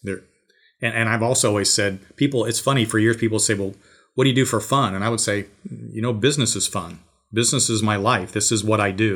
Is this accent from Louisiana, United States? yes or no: no; Georgia, United States; my hometown here.